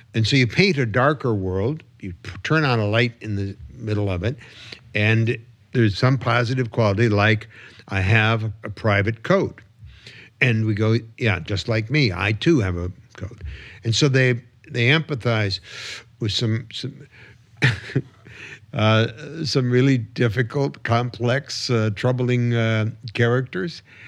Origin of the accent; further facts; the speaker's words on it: Detroit, Michigan, United States; growing up in the, in the suburbs of Detroit.